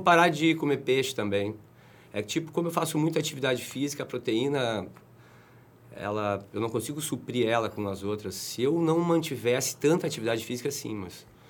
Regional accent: Brazil; also born or lived in Rio de Janeiro / Garopaba; como brasileiro

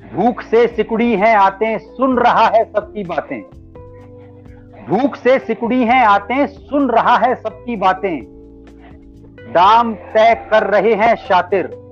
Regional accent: Alwar, Rajasthan, India; moved away as an adult; also born or lived in Aurangabad, Maharashtra / Pune; now in Gurugram, India; मैं बेसिकली अलवर राजस्थान का रहने वाला हूँ और अलवर राजस्थान में जी आ, मेरी प्राइमरी एजुकेशन अलवर राजस्थान में हुई

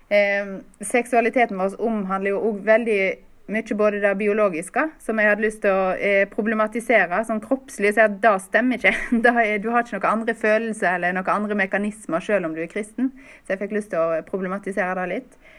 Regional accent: Stord, Vestland, Norway; Jeg bor nå på Stord, der jeg kommer fra

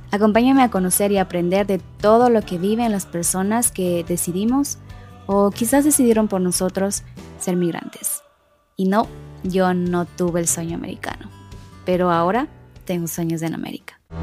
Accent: Ecuador; now in United States; soy de Ecuador, pero me mudé a otro país

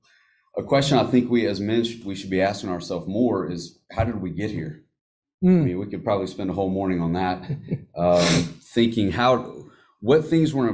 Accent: United States; as Americans, and as American Christians

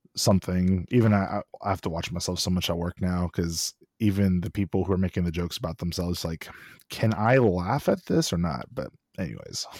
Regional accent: Austin, Texas, United States; also born or lived in College Station; I'm born and raised in Austin, so live in Austin

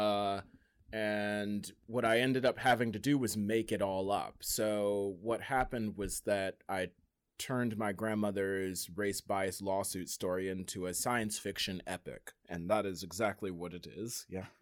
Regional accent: Delaware, United States; once I said Delaware

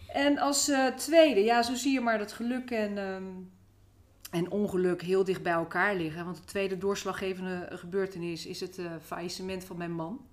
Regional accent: Rotterdam, South Holland, Netherlands; now in Nieuwerkerk aan den IJssel, Netherlands; Ik ben opgegroeid in eh, Rotterdam.

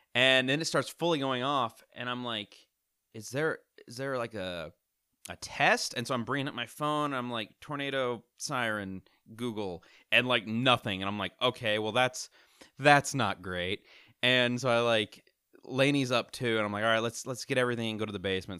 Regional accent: Missouri, United States; I I've been born and raised in Missouri my whole life

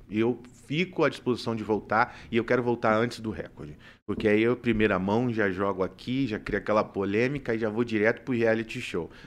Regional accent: Rio de Janeiro, Brazil; moved away as an adult; now in Maringá, Brazil; sou carioca da Gema.

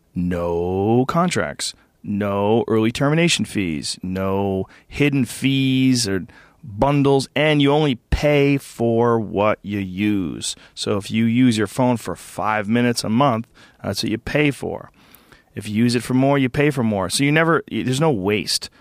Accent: Newton, Massachusetts, United States; moved away; I grew up in Newton Upper Falls, Massachusetts, which is a small like, uh, suburb of Boston.

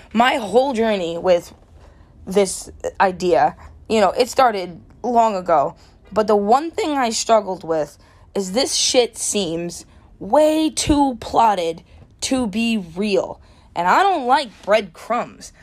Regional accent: United States; I'm American

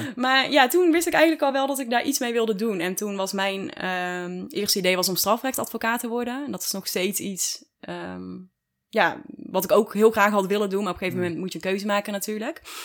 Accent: Dongen, North Brabant, Netherlands; also born or lived in Tilburg / Texas; Daar ben ik geboren en getogen. Of nou ja, geboren in Tilburg eigenlijk. Maar opgegroeid in Dongen.

